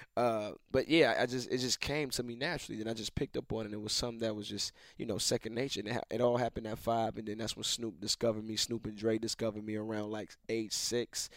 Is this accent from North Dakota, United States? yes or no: no; Atlanta, Georgia, United States; I was raised in Atlanta